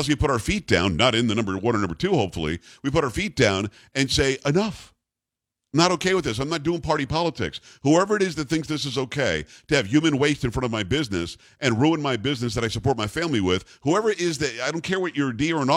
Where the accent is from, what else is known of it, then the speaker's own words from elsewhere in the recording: West Palm Beach, Florida, United States; also born or lived in Kalamazoo, Michigan; I'm from West Palm Beach.